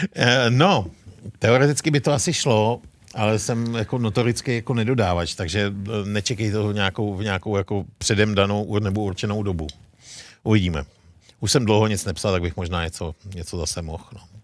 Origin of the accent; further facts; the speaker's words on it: Bohemia, Czechia; u nás v Čechách